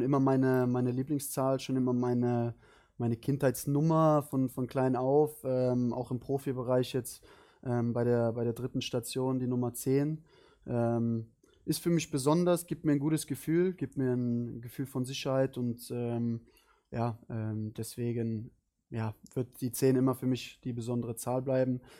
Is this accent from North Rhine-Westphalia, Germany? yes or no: yes; Cologne, North Rhine-Westphalia, Germany; moved away as an adult; Köln ist, äh, Köln ist meine Heimat